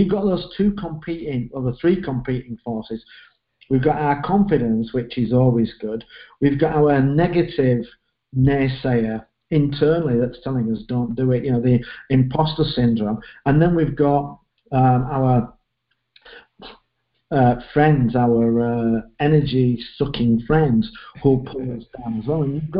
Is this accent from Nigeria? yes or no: no; England, United Kingdom; I'm looking and I'm English, and I look at writing and I'm thinking, Dickens, Chaucer, Shakespeare, how the hell can I write?